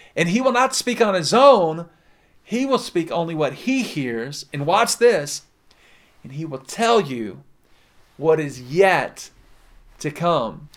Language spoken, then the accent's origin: English; the South, United States; I'm from the South